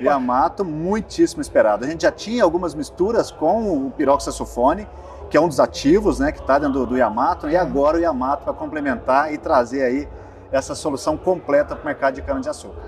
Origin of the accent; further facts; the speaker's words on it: Bom Jesus da Penha, Minas Gerais, Brazil; Sou de Bom Jesus da Penha